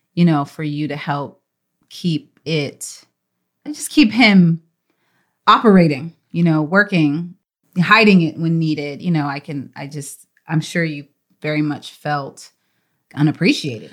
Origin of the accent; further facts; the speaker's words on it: Texas, United States; then she moved to Texas when she met my dad at Howard University, and they got married, and that is where I'm from